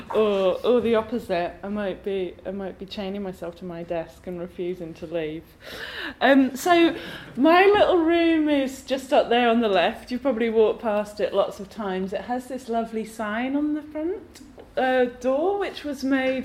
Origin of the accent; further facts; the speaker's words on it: England, United Kingdom; now in Glasgow, United Kingdom; I was born in England, and my mum's family are Welsh, and now I live in Scotland, so I'm a bit of a mongrel